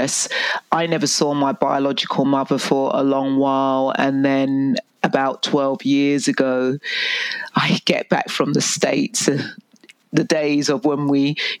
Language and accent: English; England, United Kingdom; moved away as an adult; now in Canada; I was born in England and I went into foster care